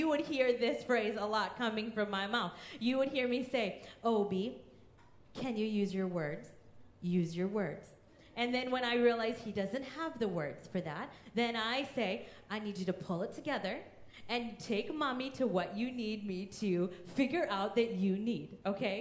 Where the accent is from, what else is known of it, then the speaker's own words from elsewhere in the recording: Kansas, United States; also born or lived in India; I grew up in Kansas in a loving Christian home.